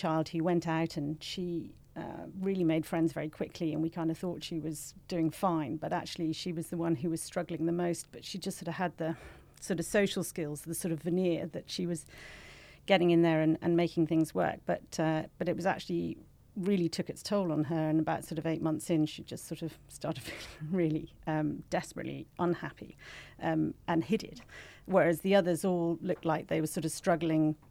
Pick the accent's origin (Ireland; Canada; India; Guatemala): Ireland; moved away as an adult; also born or lived in United Kingdom; now in Singapore; I'm Irish